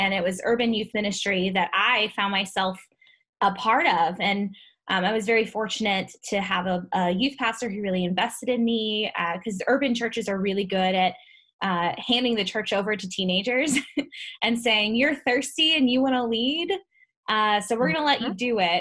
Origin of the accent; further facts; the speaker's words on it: Ferguson, Missouri, United States; I grew up in Ferguson, Missouri